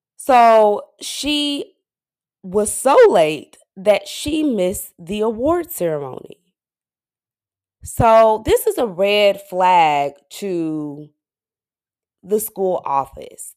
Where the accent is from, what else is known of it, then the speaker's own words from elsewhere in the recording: Dallas, Texas, United States; I'm from Dallas, Texas, but my parents are from Flint